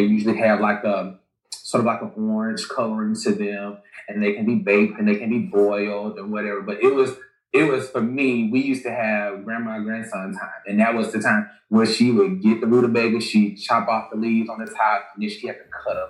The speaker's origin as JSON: {"language": "English", "region": "Alabama", "country": "United States", "tie": "born or raised there", "said": "I'm from Alabama"}